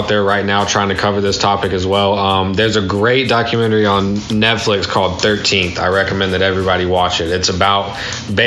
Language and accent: English; Alabama, United States; moved away; we're from Alabama. We just don't live there anymore.